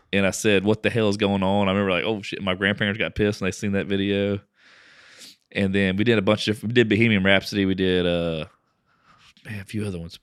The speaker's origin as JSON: {"language": "English", "town": "Lake Charles", "region": "Louisiana", "country": "United States", "tie": "born or raised there", "moved": "yes", "said": "I grew up in Lake Charles"}